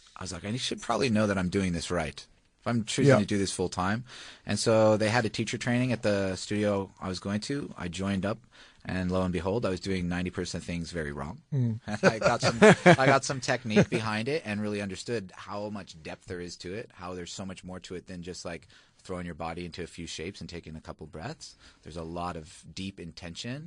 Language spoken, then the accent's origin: English; Hawaii, United States; moved away as an adult; also born or lived in Australia; now in Melbourne, Australia; I'm originally from Hawaii